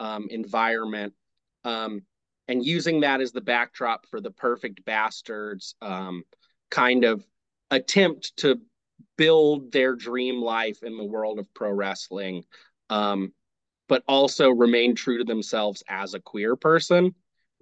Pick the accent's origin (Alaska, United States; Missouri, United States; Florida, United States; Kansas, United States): Kansas, United States; moved away as an adult; also born or lived in Arkansas; now in Tulsa, United States; growing up in Kansas, you could go see them in Wichita